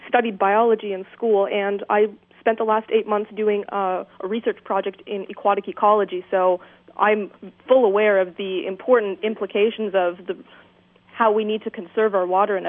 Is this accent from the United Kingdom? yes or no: no; Cambridge, Ontario, Canada; as you mentioned, I'm from Cambridge, Ontario, which is about, for your listeners that don't know, 1 hour west of Toronto.